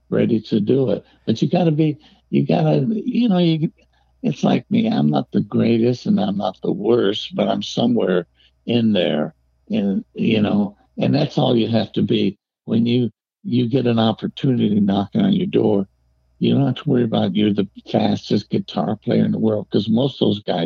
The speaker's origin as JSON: {"language": "English", "town": "Detroit", "region": "Michigan", "country": "United States", "tie": "born or raised there", "said": "I grew up in Detroit, and that's where I met …"}